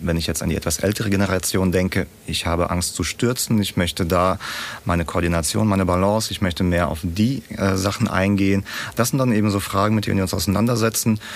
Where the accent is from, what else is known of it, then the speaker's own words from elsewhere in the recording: Kazakhstan; now in Germany; ich bin ja nicht in Deutschland aufgewachsen, sondern äh, in Kasachstan, irgendwo in der Steppe